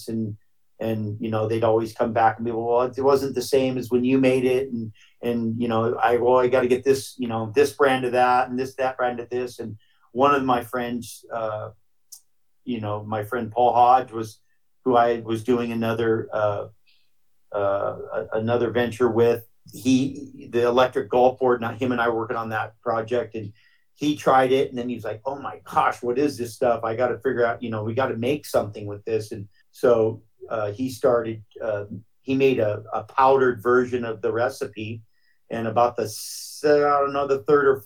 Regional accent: Hawaii, United States; growing up in Hawaii

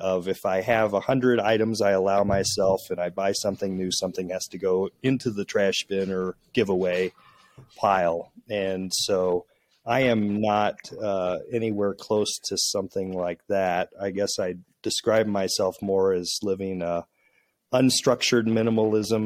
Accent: central Illinois, United States; moved away; The way I was raised in a small town in central Illinois

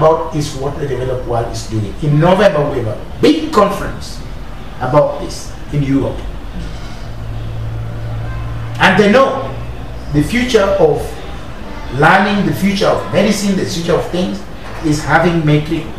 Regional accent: Kenya; as a Kenyan

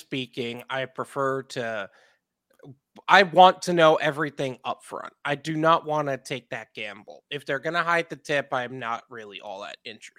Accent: New York, United States; now in Florida, United States; Yep, I'm from New York and moved to Florida.

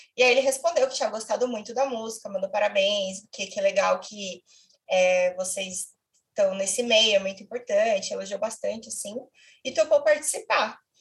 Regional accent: São Paulo, Brazil; eu sou de São Paulo

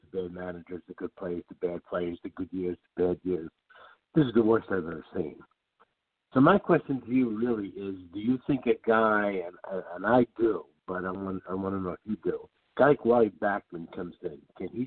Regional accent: New Jersey, United States; now in Chicago, United States; I'm from Chicago, but actually I'm from New Jersey. I'm in Chicago at the moment.

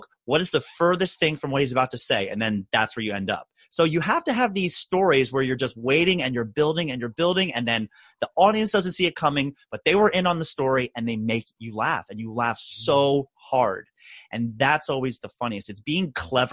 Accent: Maryland, United States; Dave Chappelle, also from my home state of Maryland

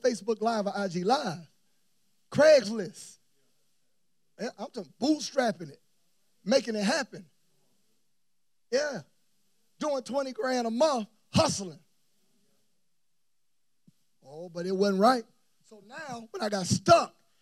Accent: Tallahassee, Florida, United States; moved away as an adult; now in Atlanta, United States; I'm leaving from Tallahassee, Florida, pastoring my parents' church

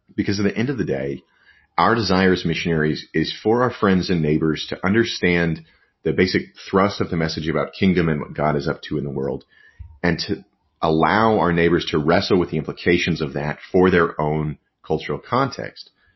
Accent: West Texas, United States; moved away; also born or lived in New York; I grew up in out in West Texas

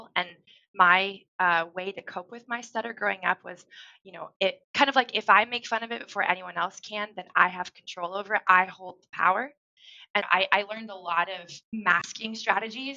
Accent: Central Oregon, United States; also born or lived in California; When we moved from California to Oregon

